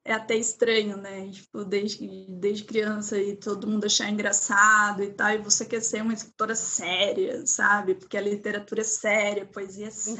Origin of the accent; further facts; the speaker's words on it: Maceió, Alagoas, Brazil; moved away as an adult; now in Curitiba, Brazil; sou de Maceió, de Alagoas.